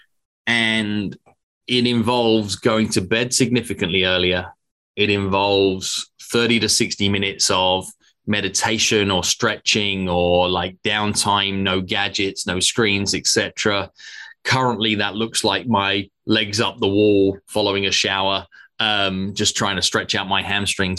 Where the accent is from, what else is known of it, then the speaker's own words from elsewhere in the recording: England, United Kingdom; moved away; also born or lived in United States; I'm a British American now as well.